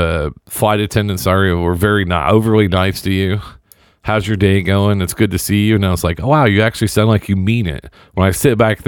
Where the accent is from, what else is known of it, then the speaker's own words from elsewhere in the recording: Indianapolis, Indiana, United States; I was flying from Dallas to Indy. Back home